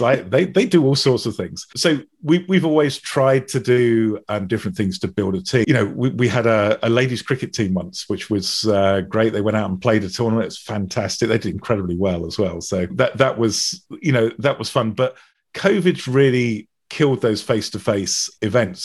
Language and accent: English; United Kingdom; being British